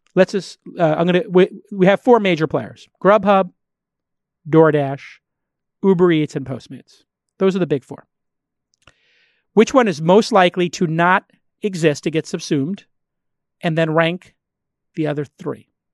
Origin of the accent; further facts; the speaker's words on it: New York, United States; I was grew up in the restaurant business and I'm from New York